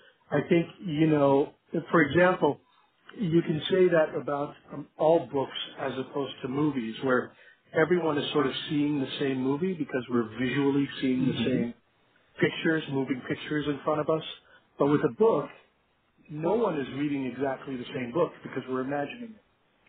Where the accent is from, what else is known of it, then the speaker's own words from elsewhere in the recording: Iran; moved away; also born or lived in Canada / United States; I'm an immigrant from Iran, and I'm an Iranian, Canadian, American, and I've lived in many more places than that.